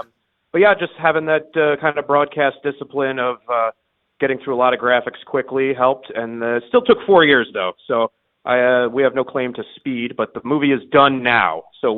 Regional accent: Milwaukee, Wisconsin, United States; We're all from Milwaukee

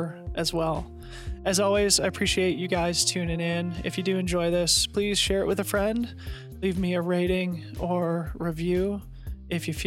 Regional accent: Boulder, Colorado, United States; now in Portland, United States; I grew up in Boulder. We live in Portland now

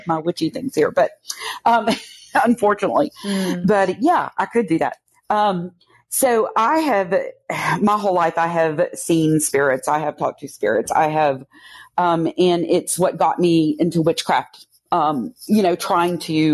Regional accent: Louisiana, United States; moved away; I'm originally from Louisiana

